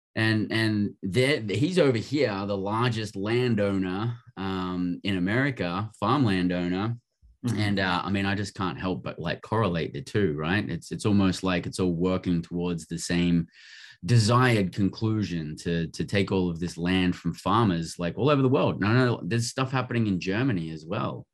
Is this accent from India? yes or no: no; Australia; also born or lived in United Kingdom; now in United States; I grew up in Australia